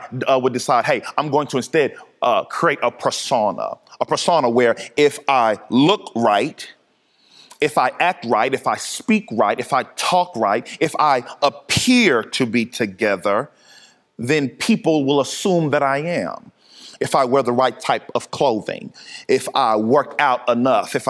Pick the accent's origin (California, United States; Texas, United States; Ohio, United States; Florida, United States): Texas, United States; Dallas; I grew up in Dallas, Texas, and I went to a rowdy high school